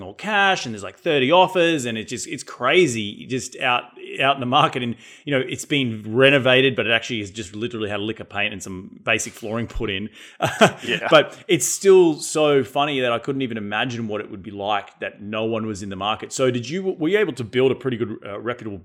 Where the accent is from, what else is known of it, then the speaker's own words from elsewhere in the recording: Australia; now in United States; I come from Australia, so another Western first world country